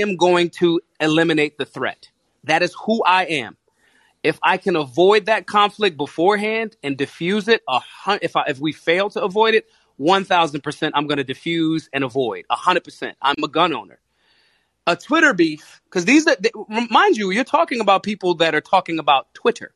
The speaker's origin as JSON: {"language": "English", "town": "Philadelphia", "region": "Pennsylvania", "country": "United States", "said": "I'm from Philly. We say to our best friends in greeting, what's up, dickhead? People that we love. People, that's literally a Philadelphia slang."}